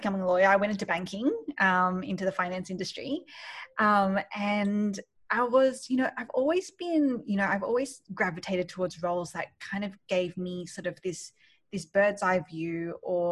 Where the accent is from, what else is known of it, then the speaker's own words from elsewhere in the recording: Sydney, New South Wales, Australia; moved away as an adult; also born or lived in Malaysia; now in New York, United States; I grew up in Australia, in Sydney, and I've just moved to New York